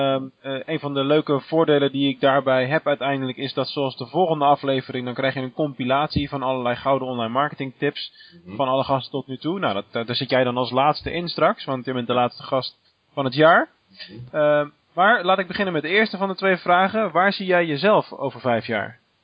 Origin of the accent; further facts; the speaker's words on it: Rotterdam, South Holland, Netherlands; moved away as an adult; now in Venlo, Netherlands; Als Rotterdammer